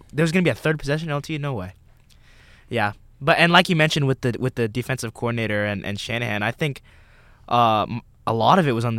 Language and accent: English; Bay Area, California, United States; I'm from the Bay Area. Got to stick to my roots.